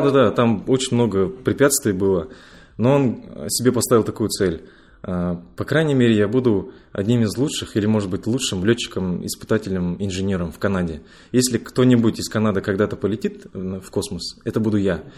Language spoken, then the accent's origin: Russian; Ust-Kamenogorsk, East Kazakhstan Region, Kazakhstan; moved away as an adult; also born or lived in Moscow; Я родом из Усть-Каменогорска